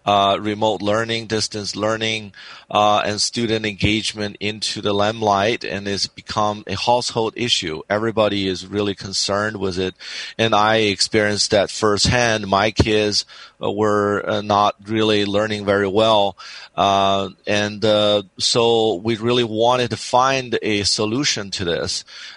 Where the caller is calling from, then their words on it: San Diego, California, United States; It's from San Diego, California.